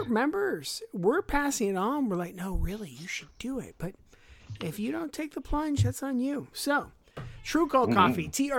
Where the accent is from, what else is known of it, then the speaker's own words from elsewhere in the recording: Pittsburgh, Pennsylvania, United States; I'm from Pittsburgh